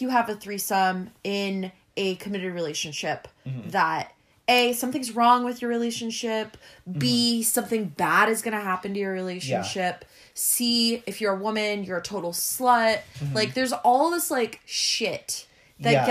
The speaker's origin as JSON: {"language": "English", "town": "Los Angeles", "region": "California", "country": "United States", "tie": "born or raised there", "said": "Growing up in America, yeah. growing up in Los Angeles"}